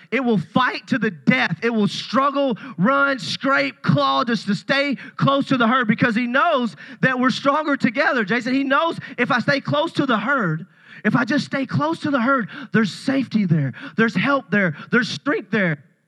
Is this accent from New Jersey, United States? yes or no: no; Puryear, Tennessee, United States; I'm a country boy. I, I grew up in Puryear, Tennessee